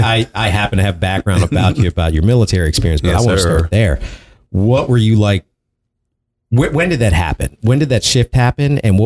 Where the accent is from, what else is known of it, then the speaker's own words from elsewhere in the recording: Prince George's County, Maryland, United States; I grew up in Prince George's County, Maryland, which Annapolis is close by.